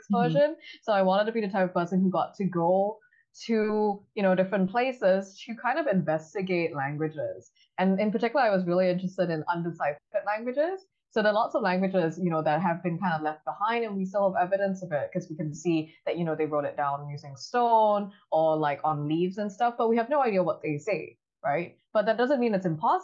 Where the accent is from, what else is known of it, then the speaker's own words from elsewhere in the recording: Singapore; moved away as an adult; now in Cambridge, United States; I'm originally from Singapore, but I'm currently finishing up a PhD in linguistics at Harvard University